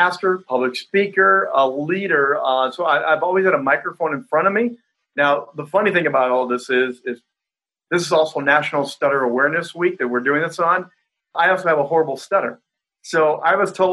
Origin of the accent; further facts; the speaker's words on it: Indiana, United States; I grew up in Indiana